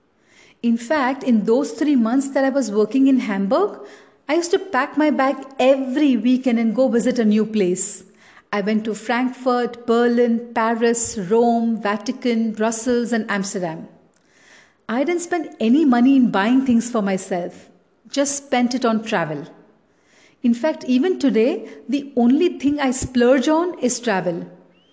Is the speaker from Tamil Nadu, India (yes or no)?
yes; Chennai, Tamil Nadu, India; I grew up in Chennai and never even owned a sweater